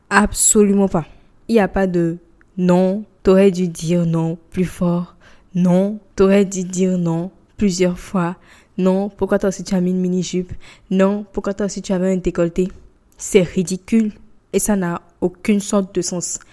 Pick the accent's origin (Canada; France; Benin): Benin; je suis béninoise, je parle du Bénin